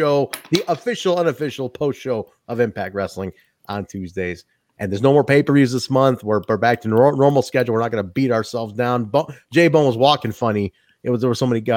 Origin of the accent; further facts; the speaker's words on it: Midwest, United States; as a Midwesterner